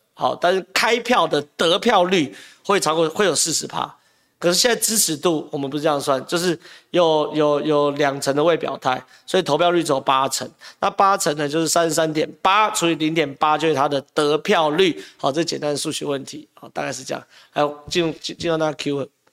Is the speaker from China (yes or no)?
no; Taiwan; 我们台湾人